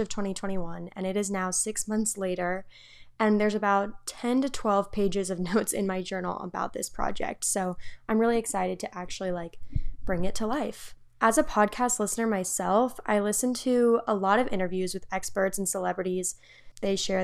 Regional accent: Atlanta, Georgia, United States; moved away as an adult; now in Boone, United States; I'm from Atlanta, Georgia, but I'm a sophomore at Appalachian State University in Boone, North Carolina

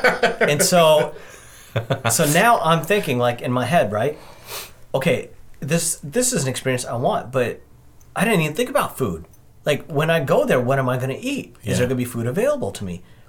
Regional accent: Pacific Northwest, United States; But growing up Northwest

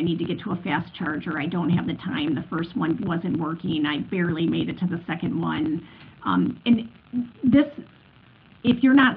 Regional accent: Detroit, Michigan, United States; moved away as an adult; now in Europe; I come from Detroit, so I lived most of my life there before the last 13 years over in Europe.

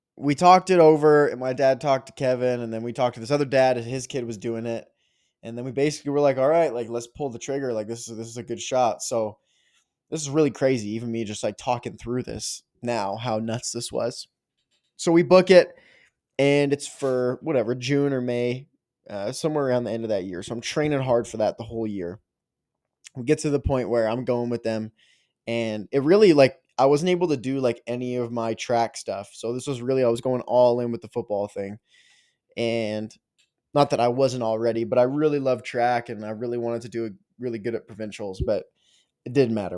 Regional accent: Canada; being a Canadian kid

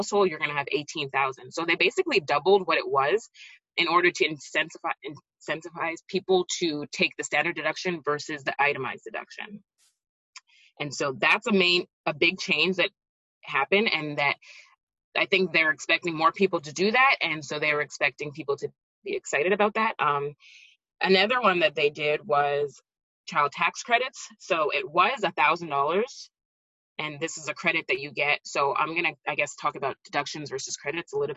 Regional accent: Montreal, Quebec, Canada; moved away as an adult; also born or lived in New Jersey, United States; now in Florida, United States

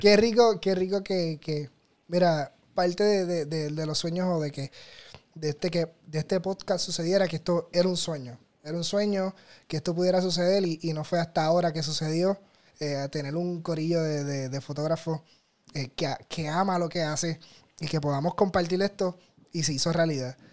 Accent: Puerto Rico; como decimos los puertorriqueños

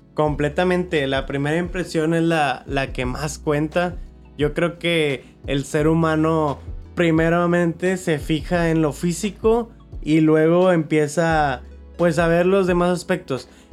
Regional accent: Monterrey, Nuevo León, Mexico; Somos de Monterrey

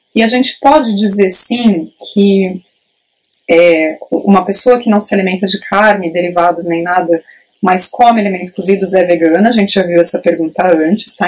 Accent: Praia Grande, São Paulo, Brazil; eu sou de Praia Grande, no litoral sul de São Paulo

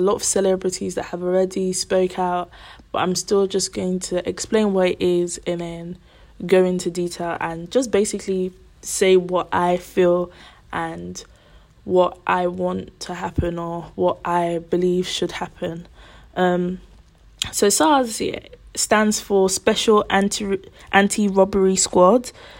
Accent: Nigeria; I'm from Nigeria.

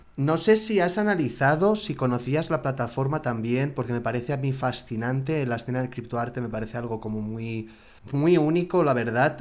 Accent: Barcelona, Catalonia, Spain; now in Mexico City, Mexico; Yo soy de Barcelona, medio vasco también, y ya medio chilango también

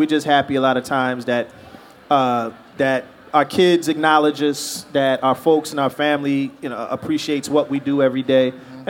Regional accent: Philadelphia, Pennsylvania, United States; moved away as an adult; now in Los Angeles, United States; I'm from Southwest Philadelphia

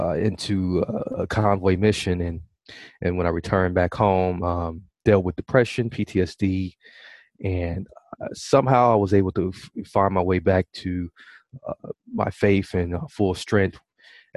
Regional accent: Milwaukee, Wisconsin, United States; I was born and raised in Milwaukee, Wisconsin

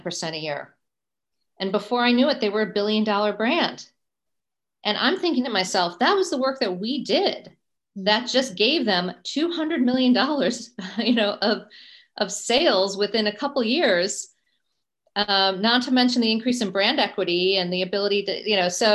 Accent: United States; as an American

